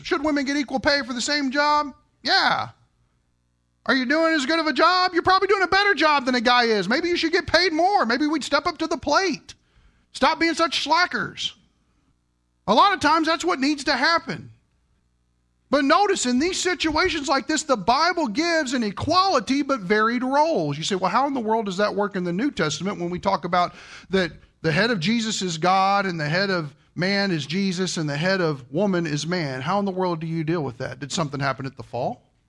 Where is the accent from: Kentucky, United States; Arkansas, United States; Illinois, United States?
Kentucky, United States; I'm from Kentucky.